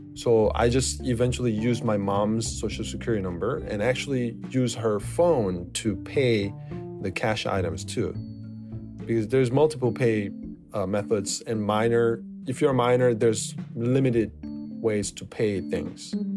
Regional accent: South Korea; I'm from South Korea

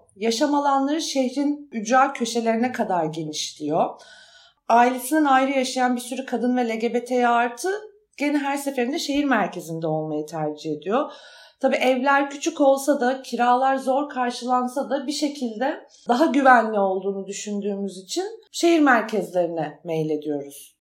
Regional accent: Istanbul, Turkey; moved away as an adult; now in Ankara, Turkey; İstanbul'da büyüdüm ama 18 yaşında ayrıldım oradan ve Ankara'ya taşındım.

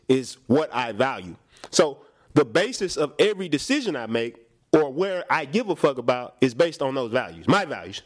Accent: Houston, Texas, United States; I am from Houston

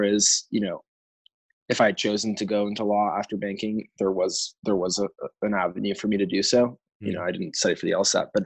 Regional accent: New York City, New York, United States; also born or lived in Chicago; So I grew up in New York City.

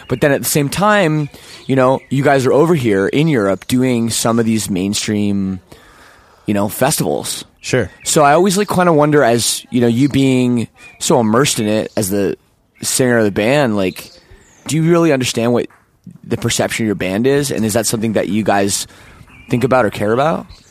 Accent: Toronto, Ontario, Canada; where I grew up too in Toronto

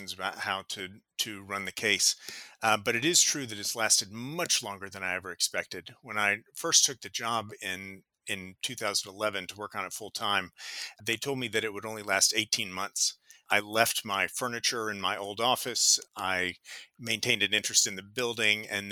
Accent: United States; I am an American

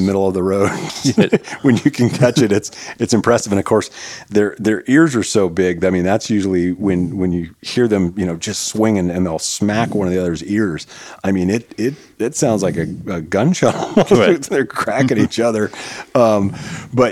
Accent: United States; as an American

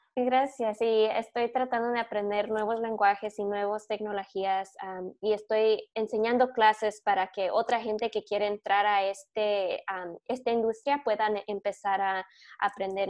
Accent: Michigan, United States; also born or lived in California; Y cuando les digo que soy de Michigan, me dicen, ¿de dónde naciste? Y luego cuando les digo que nací en California

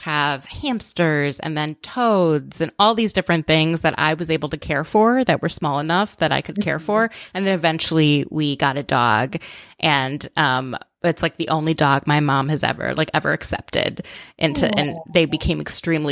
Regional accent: outside of Minneapolis, Minnesota, United States; I grew up in outside of Minneapolis

